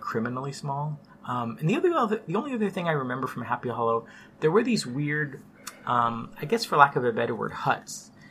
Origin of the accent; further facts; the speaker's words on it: San Jose, California, United States; we grew up in San Jose